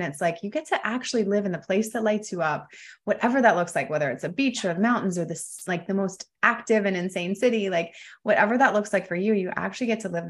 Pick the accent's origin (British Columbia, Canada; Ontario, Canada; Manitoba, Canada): Ontario, Canada; London; now in Costa Rica; I grew up in London, Ontario, for any Canadians over there.